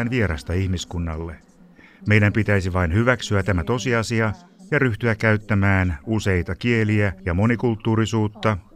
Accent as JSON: {"language": "Finnish", "region": "Transylvania", "country": "Romania", "tie": "born or raised there", "second_language": "Finnish", "said": "Kasvoin Transilvaaniassa, Romaniassa – aikana jolloin unkarilaista vähemmistöä pidettiin vähäpätöisinä kansalaisina. Meillä oli kuulemma aina aksentti, kun puhuimme romaniaa, joka oli koulukieli."}